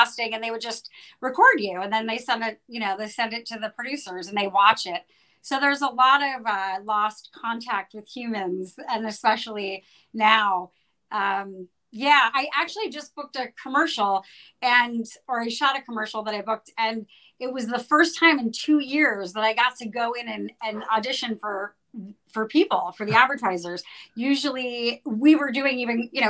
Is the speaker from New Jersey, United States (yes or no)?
yes; New Jersey, United States; also born or lived in New York City, United States; now in Los Angeles, United States; I grew up in New Jersey and very close to New York City